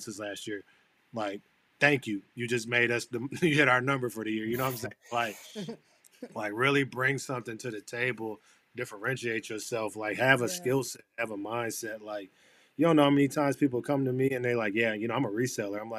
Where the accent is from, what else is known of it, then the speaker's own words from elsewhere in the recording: Flint, Michigan, United States; moved away as an adult; now in Boston, United States; I grew up in Flint, Michigan